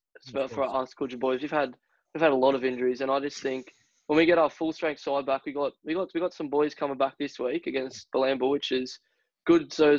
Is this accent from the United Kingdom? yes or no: yes; England, United Kingdom; And I'm English myself, so.